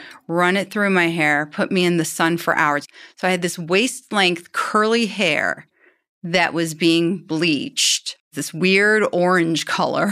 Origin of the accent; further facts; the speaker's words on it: Iran; now in Los Angeles, United States; I was born in Iran between 1978 to 82.